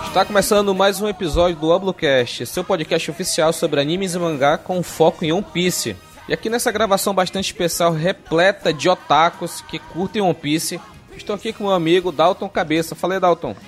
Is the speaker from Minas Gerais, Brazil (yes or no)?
no; Amazonas, Brazil; eu sou do Amazonas